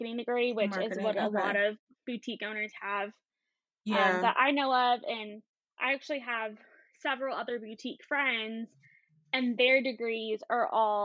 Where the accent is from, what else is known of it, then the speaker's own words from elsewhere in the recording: Clint, Texas, United States; also born or lived in El Paso, Texas; I'm from El Paso, Texas. Originally from Clint, which is where my boutique is. It's about 20 miles east of El Paso. Small town, farming community